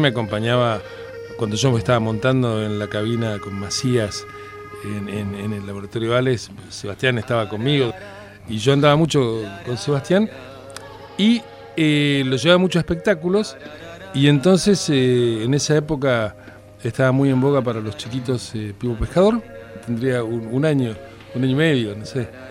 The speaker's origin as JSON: {"language": "Spanish", "region": "Buenos Aires", "country": "Argentina", "tie": "born or raised there", "said": "Yo soy de Floresta"}